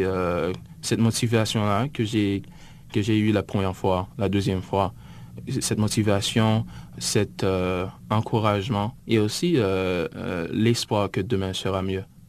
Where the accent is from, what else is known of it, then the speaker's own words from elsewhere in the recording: Gonaïves, Artibonite, Haiti; now in United States; je suis originaire euh, d'Haïti, en fait de la ville des Gonaïves